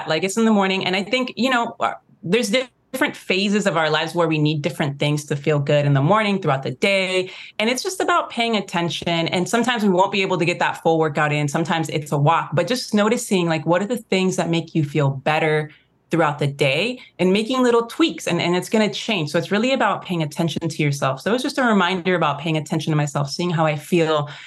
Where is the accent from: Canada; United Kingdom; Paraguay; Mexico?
Mexico; when we're from Mexico, the white Mexicans